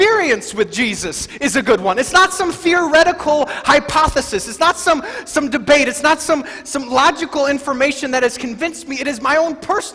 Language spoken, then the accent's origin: English; Wisconsin, United States; I grew up in Wisconsin during the 80s and the 90s